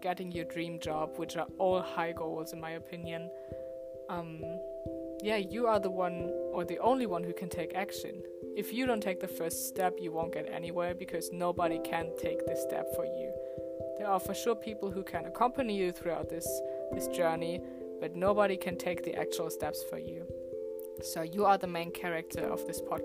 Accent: Germany; I was born and raised in Germany

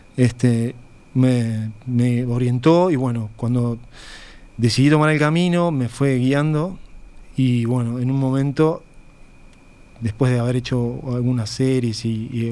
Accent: Uruguay; moved away as an adult; soy uruguayo, que me gusta mi cultura y mis raíces

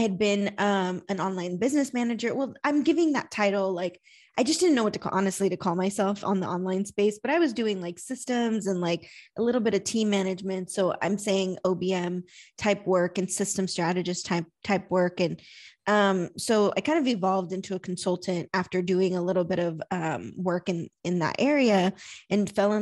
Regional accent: San Antonio, Texas, United States; I'm from San Antonio, Texas, business operations consultant

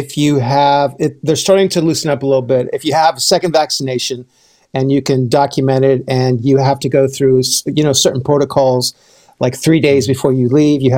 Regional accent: United States; now in Vancouver, Canada; I'm an American living in Canada, so my family is in California

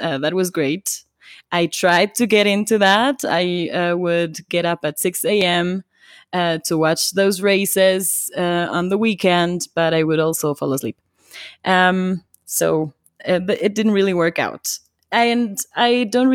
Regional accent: Quito, Pichincha, Ecuador; I grew up here in Quito.

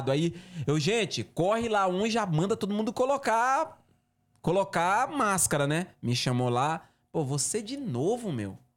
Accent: Northeast Region, Brazil; eu sou nordestino, né, mano? Eu sou nordestino, cacete, eu nasci na roça gosto de uma galinha, né?

